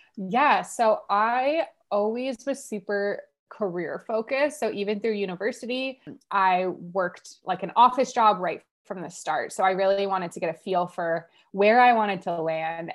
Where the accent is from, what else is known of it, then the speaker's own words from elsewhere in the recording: Ottawa, Ontario, Canada; I'm from Ottawa, Canada, uh, born and raised.